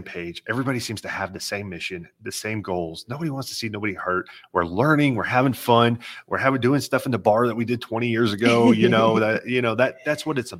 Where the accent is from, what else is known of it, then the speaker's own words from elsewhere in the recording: Amarillo, Texas, United States; I grew up in Amarillo, Texas